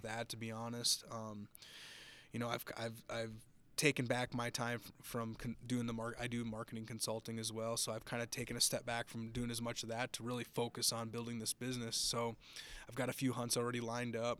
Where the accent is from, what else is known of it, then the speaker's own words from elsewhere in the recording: Minnesota, United States; now in Texas, United States; I live in Texas now. I, I'm originally from Minnesota. That's where I grew up